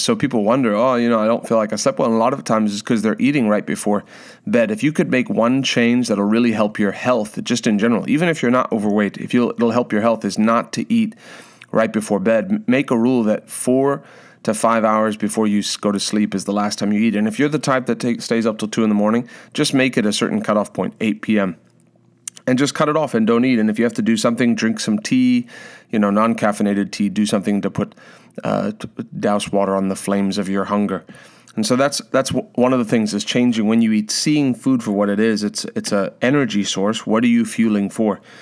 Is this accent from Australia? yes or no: no; South Africa; moved away; growing up in South Africa